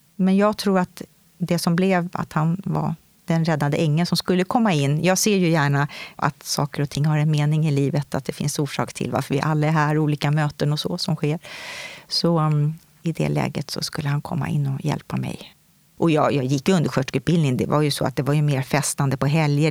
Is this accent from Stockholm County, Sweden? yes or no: yes; Stockholm, Stockholm County, Sweden; Jag kommer ifrån Stockholm, södra sidan av stan